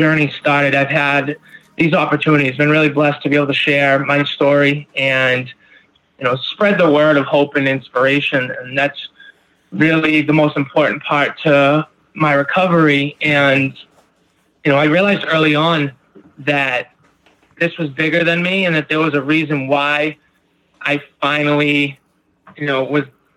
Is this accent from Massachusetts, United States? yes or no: yes; Beverly, Massachusetts, United States; I'm from just north of Boston in Beverly, Mass